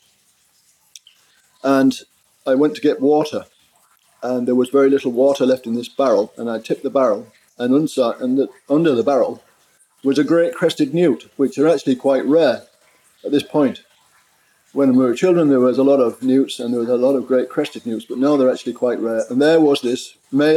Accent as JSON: {"language": "English", "region": "Yorkshire and the Humber", "country": "United Kingdom", "tie": "born or raised there", "said": "I grew up in East Yorkshire on a farm beside the sea"}